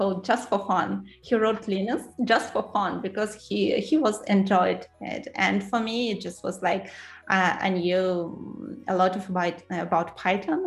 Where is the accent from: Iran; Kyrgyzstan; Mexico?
Kyrgyzstan; English is a second language; moved away as an adult; also born or lived in Moscow, Russia / Netherlands; now in London, United Kingdom; I was born in Central Asia, in Kyrgyzstan. I graduated university there, worked a couple of years there